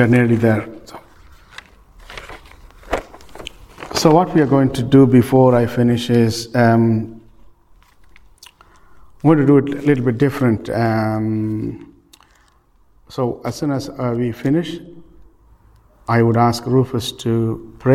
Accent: Ireland; We are known for, as Irish people in this country, we are very well known for charity

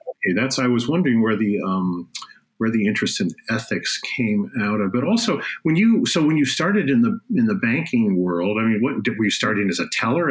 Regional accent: Park Forest, Illinois, United States; I grew up in Park Forest, so mostly in the south suburbs

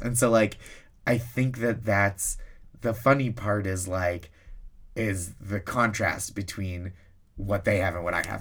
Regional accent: Boston, Massachusetts, United States; I, I grew up around there.

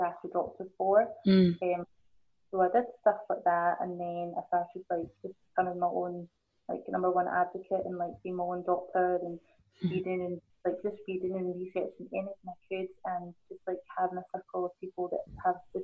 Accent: Glasgow, Scotland, United Kingdom; accent: Scottish; my mum and dad are both born in Hong Kong, and I was born in Glasgow

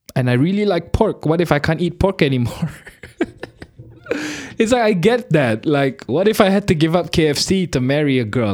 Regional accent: Malaysia; We're Malaysian

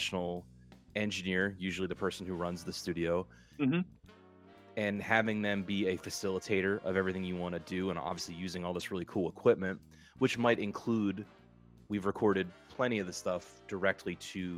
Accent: Delaware, United States; moved away; also born or lived in California; even though I'm from Delaware

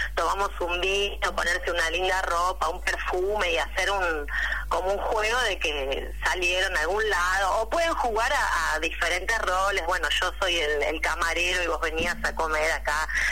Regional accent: Pennsylvania, United States; now in Argentina; yo soy de Pensilvania

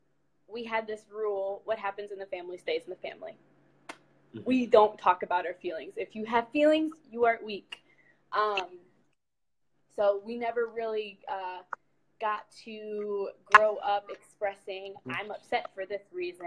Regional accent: Ohio, United States; moved away as an adult; now in Michigan, United States; Born and raised in Ohio, now live in Michigan with my mom.

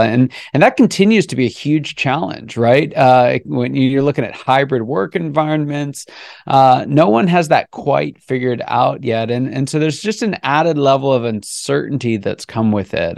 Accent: Pittsburgh, Pennsylvania, United States; also born or lived in California / Grandview, Missouri; now in Atlanta, United States; I was born in California. I grew up around the Pittsburgh area.

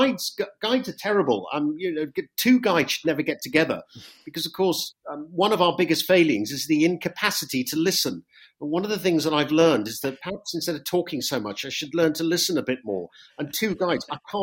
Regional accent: West Country, South West England, United Kingdom; moved away as an adult; now in Italy; I'm not from London. I'm from the West Country.

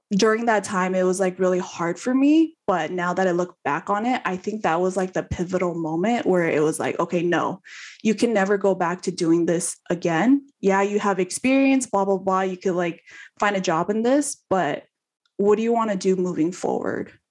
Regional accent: California, United States; moved away as an adult; also born or lived in Houston; I'm from California

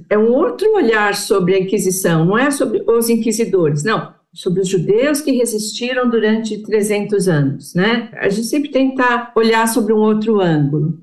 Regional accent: Brazil; Nós somos brasileiros, brasileiros judeus.

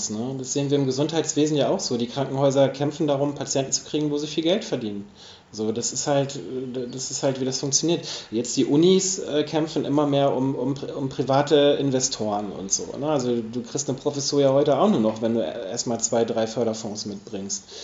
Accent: Hamburg, Germany; weil ich komme aus Hamburg. Und in Hamburg ist es so, dass wirklich große Teile des Wohnungsmarktes eben zum Beispiel genossenschaftlich organisiert sind.

